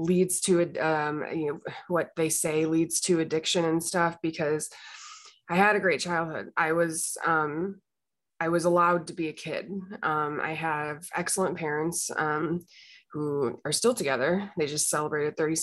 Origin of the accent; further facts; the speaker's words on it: Illinois, United States; I grew up in the Midwest in a small town in Illinois